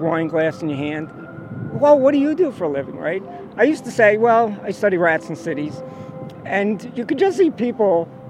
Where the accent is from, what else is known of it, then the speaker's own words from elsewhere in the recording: New York City, New York, United States; I'm from New York.